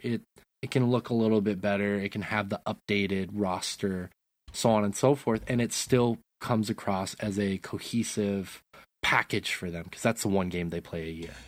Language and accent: English; Great Falls, Montana, United States; you and I grew up in Great Falls